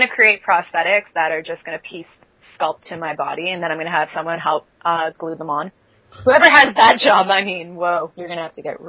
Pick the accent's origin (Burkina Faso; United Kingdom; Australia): United Kingdom; England; because I am English